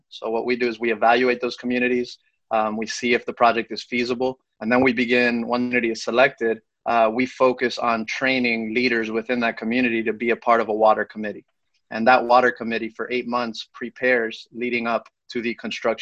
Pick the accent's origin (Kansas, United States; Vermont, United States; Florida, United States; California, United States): Florida, United States; Miami; I was born and raised in Miami